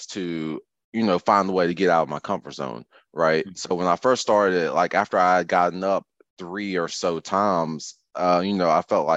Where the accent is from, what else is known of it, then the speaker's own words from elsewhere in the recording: Rockingham County, North Carolina, United States; moved away as an adult; also born or lived in Winston-Salem, North Carolina; now in Charlotte, United States; I'm born and raised in North Carolina. I actually grew up north of Greensboro in Rockingham County